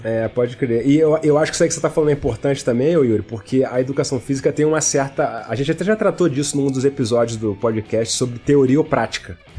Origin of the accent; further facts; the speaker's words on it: Rio de Janeiro, Brazil; moved away as an adult; now in Belo Horizonte, Brazil; Eu sou do Rio